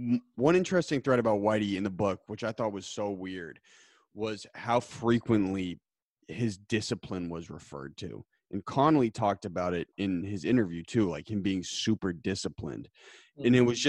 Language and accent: English; Lincoln, Massachusetts, United States; I grew up in Lincoln.